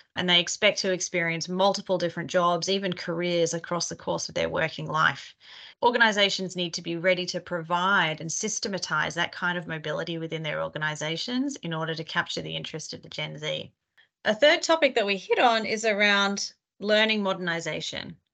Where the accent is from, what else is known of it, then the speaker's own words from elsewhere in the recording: Australia; accent: Australian; now in New York, United States; I am a partner in our workforce advisory practice out of New York, Australian originally, you might be able to tell from my accent.